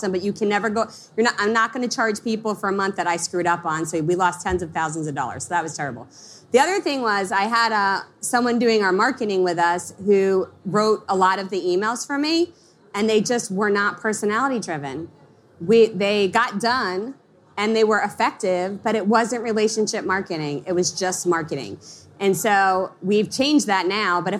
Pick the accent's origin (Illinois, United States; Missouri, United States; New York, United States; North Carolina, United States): New York, United States; Long Island; I grew up in Long Island, and when I started my company, I lived in a small town of Pennsylvania